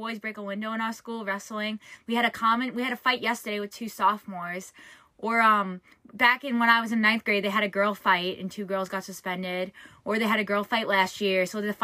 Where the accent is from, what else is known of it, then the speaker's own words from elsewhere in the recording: New York, United States; I've lived in New York my whole life